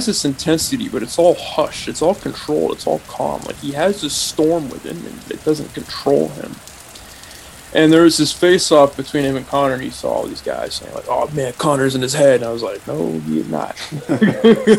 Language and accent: English; Bay Area, California, United States; I grew up in the Bay Area